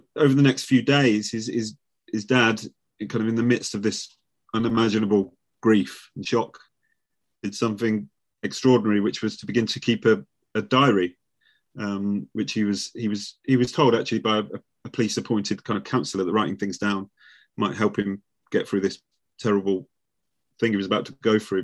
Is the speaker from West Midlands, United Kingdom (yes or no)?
yes; Nuneaton, West Midlands, United Kingdom; moved away; I'm from the same town. I'm from Nuneaton.